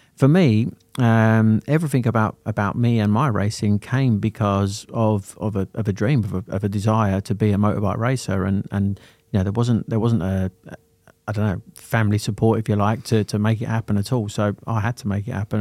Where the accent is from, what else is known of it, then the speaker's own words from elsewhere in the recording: Sittingbourne, South East England, United Kingdom; also born or lived in Lambeth, London; I was adopted and taken to Sittingbourne in Kent